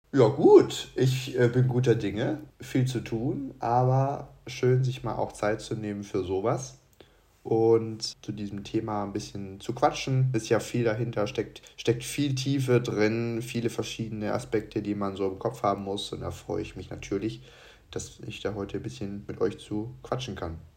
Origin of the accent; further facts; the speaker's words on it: Munich, Bavaria, Germany; bin aus München, also aus Bayern